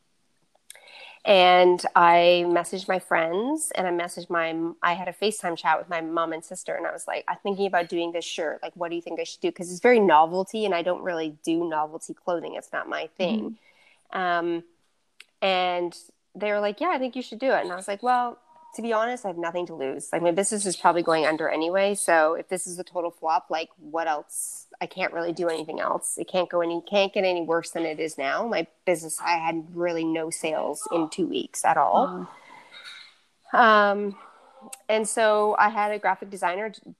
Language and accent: English; Nova Scotia, Canada; everything's made in Nova Scotia. Everything's made in my hometown